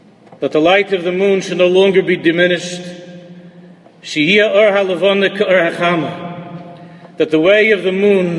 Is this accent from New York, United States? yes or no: yes; New York City, New York, United States; Growing up in America, I attached myself as much as I could as a Yankee fan in Queens, growing up